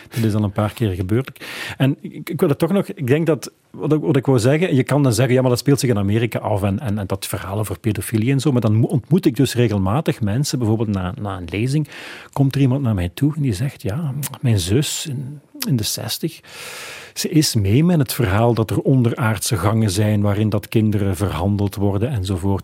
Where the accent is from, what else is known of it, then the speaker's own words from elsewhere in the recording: Flanders, Belgium; bij ons in Vlaanderen